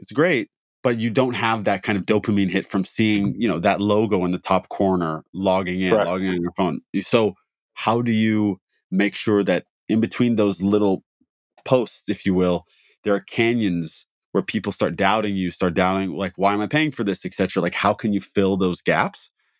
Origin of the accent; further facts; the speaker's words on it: Midwest, United States; It's a tornado thing. Like, not that it's, I'm from the Midwest.